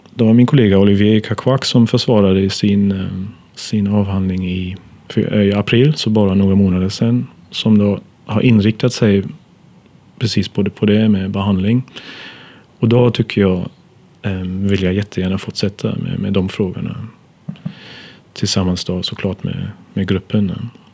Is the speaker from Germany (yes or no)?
yes; Germany; Swedish is a second language; moved away as an adult; now in Sweden; så kommer jag från Tyskland urs ursprungligen